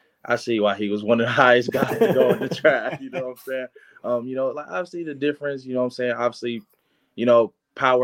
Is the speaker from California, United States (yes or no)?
yes; Los Angeles, California, United States; I'm from Los Angeles